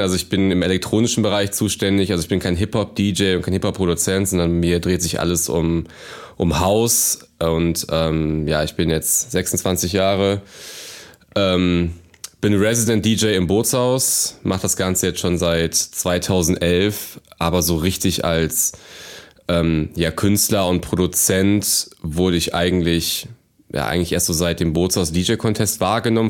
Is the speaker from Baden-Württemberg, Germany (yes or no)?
no; Cologne, North Rhine-Westphalia, Germany; ich komme aus der Kölner Innenstadt und ähm, bin hier auch groß geworden.